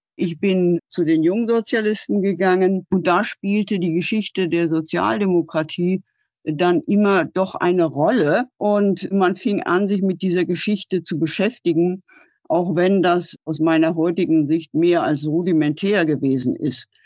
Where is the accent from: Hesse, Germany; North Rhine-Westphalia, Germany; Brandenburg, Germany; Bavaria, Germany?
Hesse, Germany; Frankfurt am Main; ich bin in Frankfurt am Main aufgewachsen und zur Schule gegangen